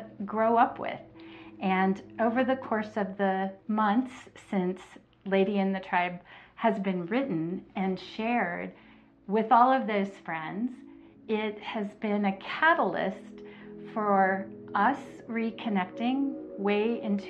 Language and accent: English; North Texas, United States; moved away; my hometown in North Texas, where my childhood friends and tribe there lives.